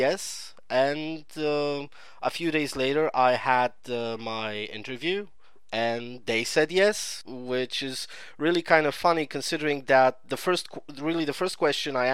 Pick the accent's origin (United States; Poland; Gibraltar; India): Poland; I'm from Poland.